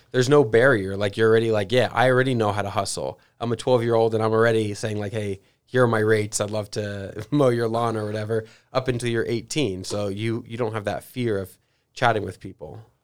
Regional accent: San Diego, California, United States; moved away; also born or lived in New York; I grew up in San Diego and, and then lived in New York

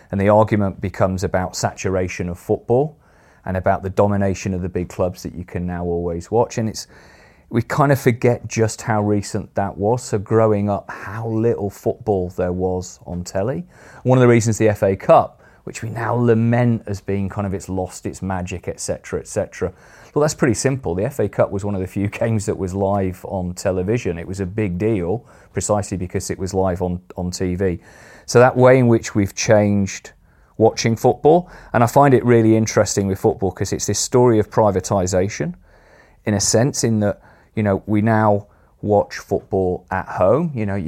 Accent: Sheffield, Yorkshire and the Humber, United Kingdom; I grew up in Sheffield, which obviously is not a mining town

